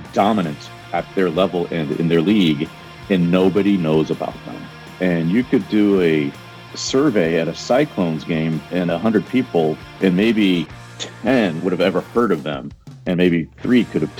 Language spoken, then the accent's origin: English; Columbus, Ohio, United States; also born or lived in Detroit, Michigan; now in Cincinnati, United States; I grew up in a suburb of Columbus, Ohio.